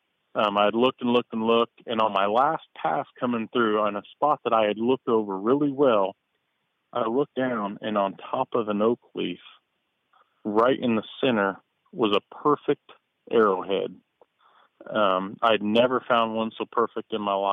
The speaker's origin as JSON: {"language": "English", "town": "Mattoon", "region": "Illinois", "country": "United States", "moved": "yes", "said": "I'm originally from Mattoon, home of the Mad Gasser"}